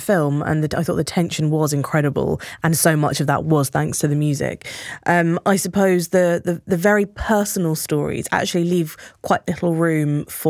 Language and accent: English; Brighton, South East England, United Kingdom; growing up in Brighton as opposed to growing up in Texas